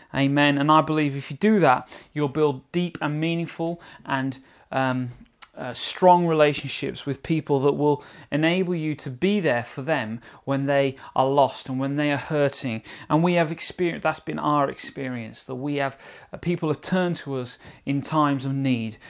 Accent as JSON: {"language": "English", "region": "London", "country": "United Kingdom", "accent": "Cockney", "said": "my Cockney accent there. Anyway, EastEnders type accent."}